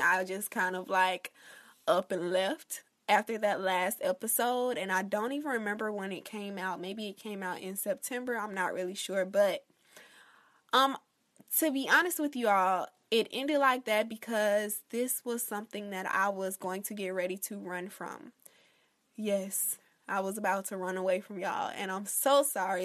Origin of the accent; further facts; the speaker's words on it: Florida, United States; my home state of Florida